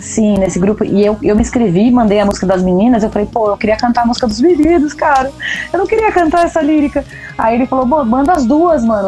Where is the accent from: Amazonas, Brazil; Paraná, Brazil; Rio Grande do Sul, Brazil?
Paraná, Brazil; Pato Branco; Eu sou de Pato Branco